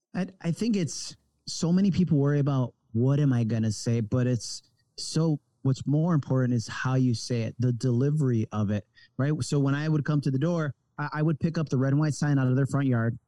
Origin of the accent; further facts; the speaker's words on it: Rochester, New York, United States; moved away as an adult; I was originally from Rochester, New York, upstate New York, between Buffalo and Syracuse